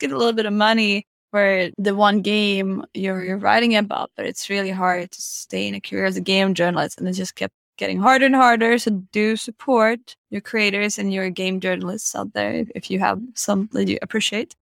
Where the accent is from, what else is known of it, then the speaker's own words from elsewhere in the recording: Stockholm, Stockholm County, Sweden; I'm from Stockholm.